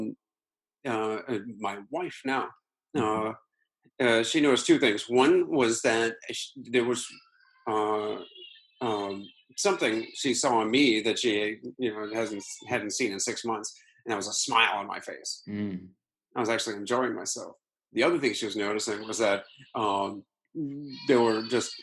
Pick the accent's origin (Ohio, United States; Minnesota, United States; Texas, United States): Ohio, United States; Akron; moved away; my hometown of Akron